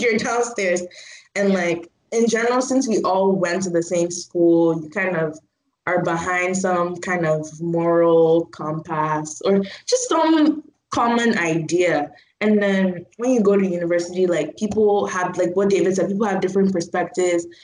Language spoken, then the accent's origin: English; Port Harcourt, Rivers State, Nigeria; I'm from Port Harcourt, so that's like in the south.